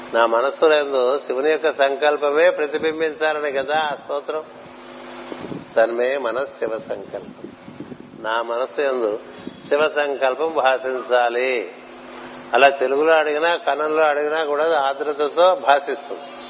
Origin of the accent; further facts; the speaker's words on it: Anantapur, Andhra Pradesh, India; మా చిన్నప్పుడు చదువుకున్నప్పుడు అనంతపూర్లో